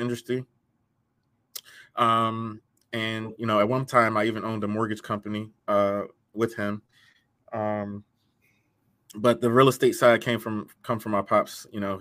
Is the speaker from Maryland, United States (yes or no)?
yes; Hyattsville, Maryland, United States; moved away as an adult; also born or lived in Washington, D.C.; now in Philadelphia, United States; Born in D.C., raised in Prince George's County, Hyattsville. I grew up in PG County area. Hyattsville. I moved around a lot as a kid, so all around that area